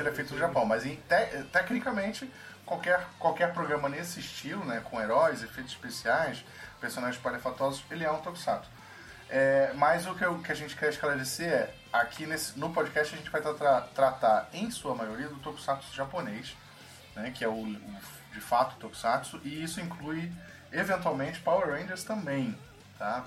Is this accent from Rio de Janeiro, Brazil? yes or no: yes; Rio de Janeiro, Brazil; nós todos somos cariocas